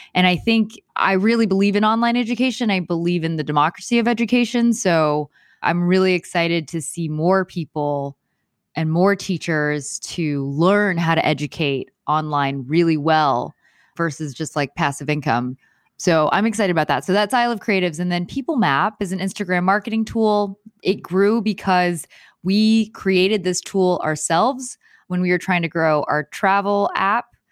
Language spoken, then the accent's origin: English; Houston, Texas, United States; moved away as an adult; now in Los Angeles, United States; I am from Houston, Houston, Texas.